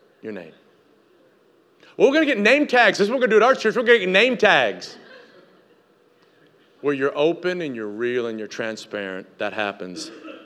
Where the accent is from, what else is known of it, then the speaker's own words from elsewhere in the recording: Tennessee, United States; moved away; I grew up in Tennessee.